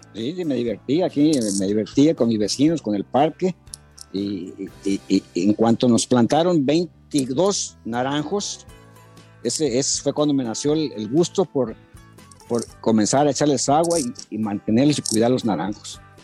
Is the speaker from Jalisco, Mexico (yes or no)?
yes; Guadalajara, Jalisco, Mexico; now in Hermosillo, Mexico; De, de, Jalisco